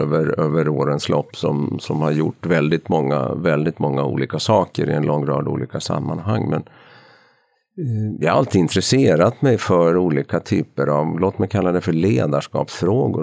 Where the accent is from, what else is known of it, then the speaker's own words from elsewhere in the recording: Ostrobothnia, Finland; accent: Ostrobothnian Swedish dialect; first language Swedish; moved away as an adult; now in Stockholm, Sweden; jag är uppvuxen i Österbotten i Finland, jag mm. är svenskspråkig